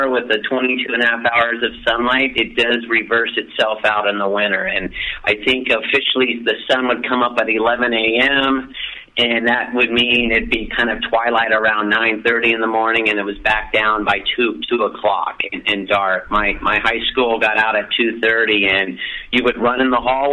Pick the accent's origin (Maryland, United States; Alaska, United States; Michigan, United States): Alaska, United States; Fairbanks; I grew up from fourth grade on up in Alaska